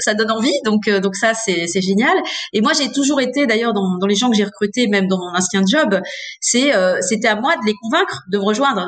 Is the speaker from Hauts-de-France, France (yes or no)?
yes; Hauts-de-France, France; je suis née dans les Hauts-de-France j'ai fait mes études dans les Hauts-de-France